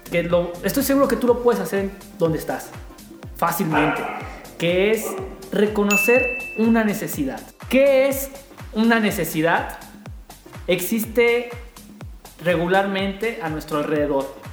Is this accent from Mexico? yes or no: yes; San Luis Potosí, Mexico; Mira, nosotros somos de San Luis Potosí.